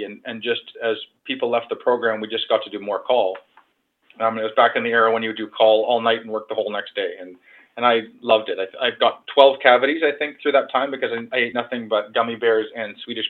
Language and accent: English; London, Ontario, Canada; I was born in London, Ontario, and come from a medical family.